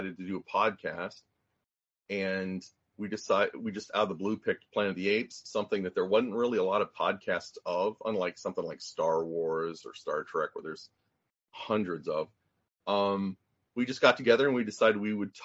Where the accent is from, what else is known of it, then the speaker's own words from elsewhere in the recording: Tulsa, Oklahoma, United States; I grew up in Tulsa, Oklahoma, and I was born in 1970